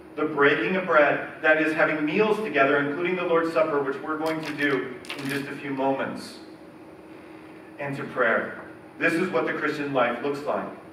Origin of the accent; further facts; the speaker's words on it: United States; we, Americans